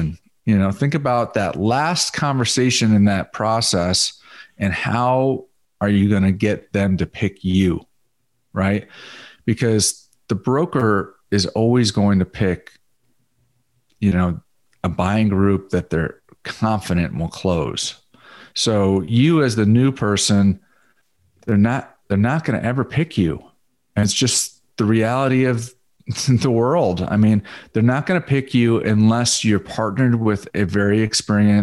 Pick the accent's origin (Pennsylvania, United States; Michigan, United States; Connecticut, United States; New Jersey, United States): Connecticut, United States; also born or lived in South Florida; now in Dallas, United States; I grew up in Connecticut